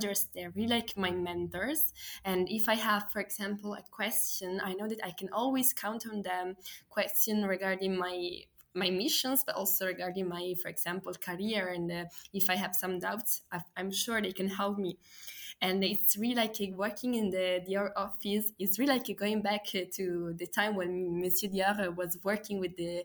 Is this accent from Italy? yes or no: yes; Italy; moved away as an adult; also born or lived in Milan; now in Paris, France; I'm from Italy